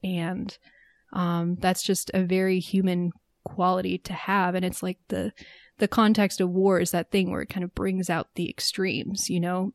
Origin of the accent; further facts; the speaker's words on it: United States; as an American